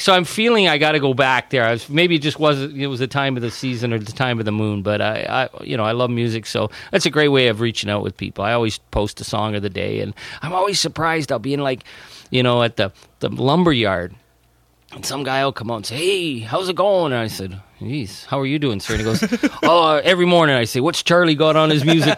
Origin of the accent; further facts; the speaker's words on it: Northern Ontario, Canada; I'm from Northern Ontario.